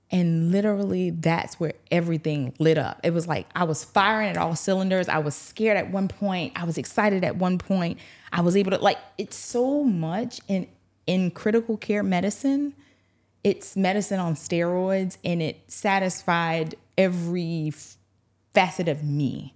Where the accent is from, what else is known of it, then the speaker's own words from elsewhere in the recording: Eutawville, South Carolina, United States; moved away as an adult; also born or lived in Augusta, Georgia; now in Louisiana, United States; born and reared in a small town called Utahville, E U T